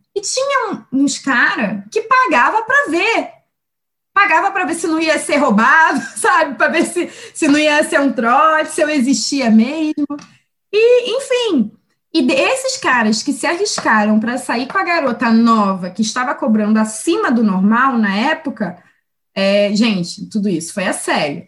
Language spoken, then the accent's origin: Portuguese; Rio de Janeiro, Brazil; moved away as an adult; also born or lived in Baixada Santista; now in São Paulo, Brazil; eu cresci no Rio